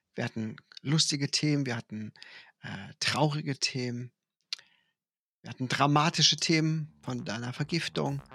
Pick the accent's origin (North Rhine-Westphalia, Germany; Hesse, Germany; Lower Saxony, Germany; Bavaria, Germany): North Rhine-Westphalia, Germany; Ruppichteroth; bei uns in Ruppichteroth gibt es das traditionelle, sehr, sehr, sehr lustige Winterfest